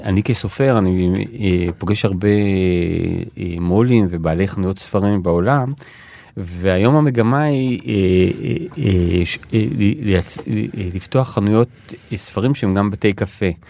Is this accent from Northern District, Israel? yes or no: no; Ramat Gan, Tel Aviv District, Israel; now in Tel Aviv, Israel; נולדתי וגדלתי ברמת גן